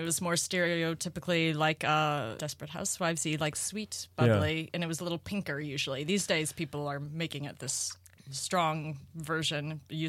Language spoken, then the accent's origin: English; St. Louis, Missouri, United States; moved away; also born or lived in Chicago; I grew up in the city part of St. Louis where there wasn't a lot.